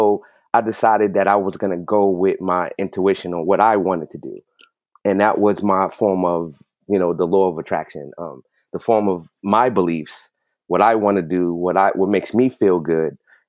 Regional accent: New York City, New York, United States; growing up in New York City, you know, basketball was life.

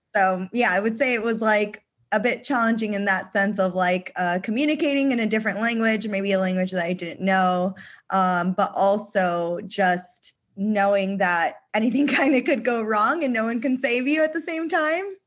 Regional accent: San Diego, California, United States; moved away as an adult; also born or lived in Australia; we recently moved back to San Diego, which is my hometown

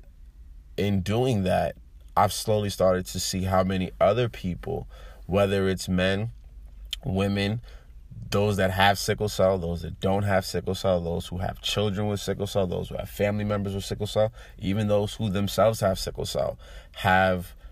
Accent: United States; I'm Nigerian. You know, I grew up in America.

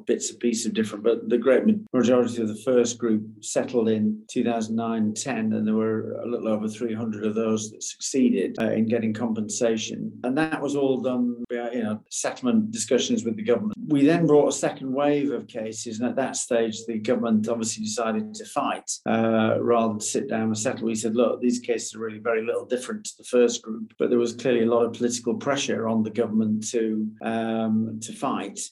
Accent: United Kingdom; us as a British nation

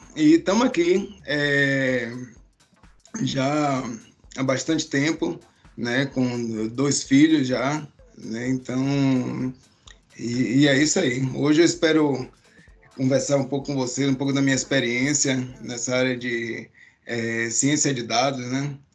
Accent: Salvador, Bahia, Brazil; moved away as an adult; now in Canada; de onde eu vim, vim de Salvador, Bahia, né? Então, já tem 10 anos aqui no Canadá

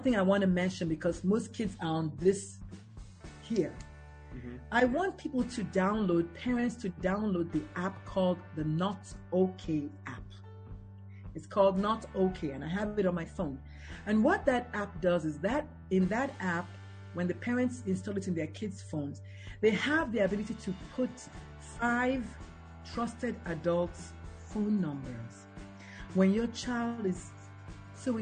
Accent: Nigeria; On Thursdays, we have Nigerian food because we're Nigerians

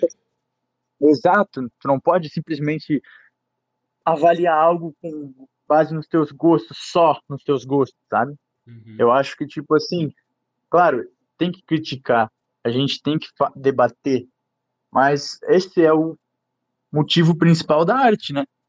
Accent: Guabiruba, Santa Catarina, Brazil; eu sou da Guabiruba, que eu moro em Guabiruba.

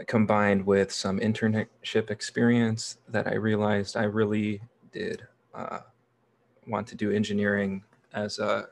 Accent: Neenah, Wisconsin, United States; also born or lived in Milwaukee, Wisconsin; I grew up in Neenah, which is right in the Fox Valley of Wisconsin, kind of in the center of the state

